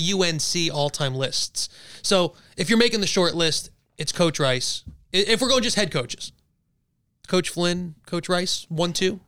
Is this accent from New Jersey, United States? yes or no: yes; New Jersey, United States; moved away; we're all from Jersey